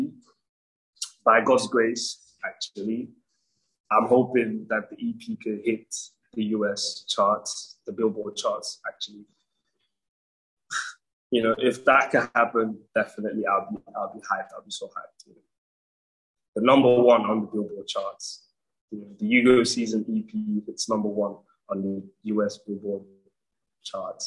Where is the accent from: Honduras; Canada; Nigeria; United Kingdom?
Nigeria; my hometown, Nigeria